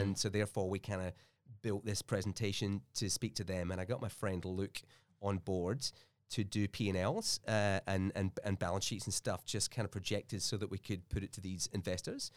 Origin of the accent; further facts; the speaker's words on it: Scotland, United Kingdom; also born or lived in Melbourne, Australia; now in Australia; had this classic immigrant dilemma where we're both from Scotland and we're, like, over here